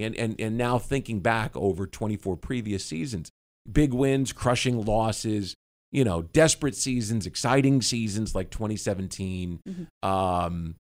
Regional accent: Kansas City, Missouri, United States; now in Jacksonville, United States; Kansas City. Happens to be my hometown.

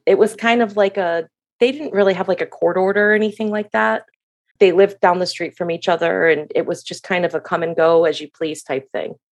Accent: Michigan, United States; moved away as an adult; now in Florida, United States; I am from Michigan, and I moved to Florida when I was eighteen

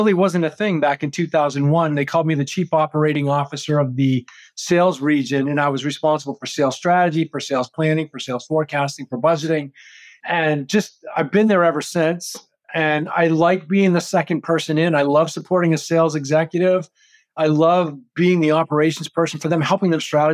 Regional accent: Maine, United States; moved away as an adult; I grew up in Maine

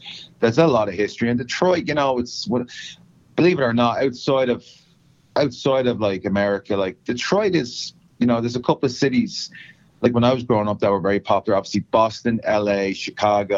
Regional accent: Ireland; now in Nashville, United States; where I come from back home in Ireland

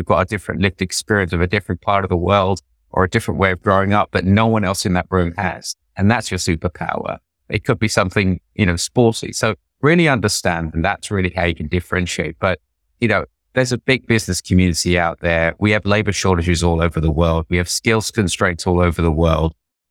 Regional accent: England, United Kingdom; now in New York, United States; So I grew up in 1970s, 1980s England. It wasn't a lot of fun being an Indian

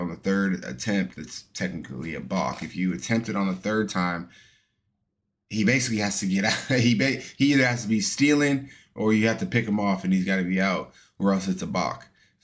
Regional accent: Astoria, Oregon, United States; moved away; my home state of Oregon

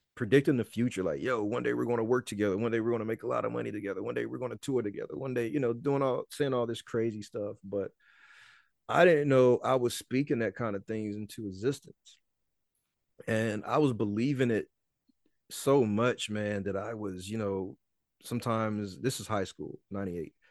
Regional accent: Mississippi, United States; Mississippi, my hometown

